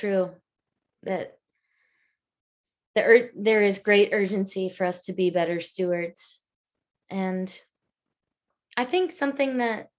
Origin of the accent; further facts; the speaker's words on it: Atlanta, Georgia, United States; moved away as an adult; also born or lived in Broad River, Northeast Georgia; now in Austin, United States; I grew up in the Chattahoochee watershed in Georgia.